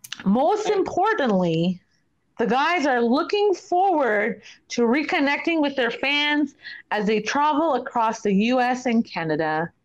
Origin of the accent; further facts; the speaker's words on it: New York, United States; I grew up in New York. In summer, you waited for the Mr. Softy ice cream truck.